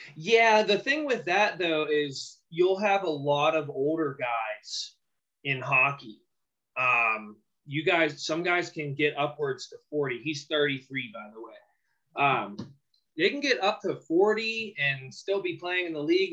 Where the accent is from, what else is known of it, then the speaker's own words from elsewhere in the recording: Pittsburgh, Pennsylvania, United States; born and raised in Pittsburgh, like myself.